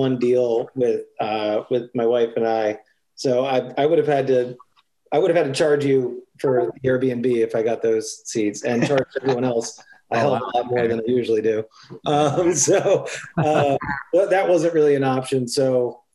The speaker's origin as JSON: {"language": "English", "region": "New Jersey", "country": "United States", "moved": "as an adult", "lives_now": "Baltimore, United States", "said": "I'm from Jersey originally, moved to Baltimore in 2005"}